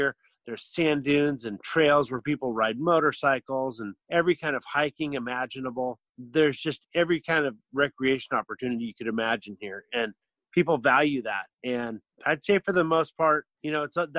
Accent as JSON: {"language": "English", "town": "Portland", "region": "Oregon", "country": "United States", "tie": "born or raised there", "said": "born and raised in Portland, like myself"}